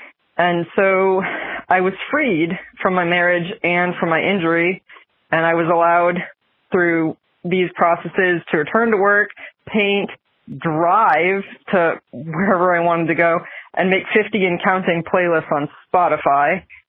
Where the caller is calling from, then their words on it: Billerica, Massachusetts, United States; I'm from Billerica, Massachusetts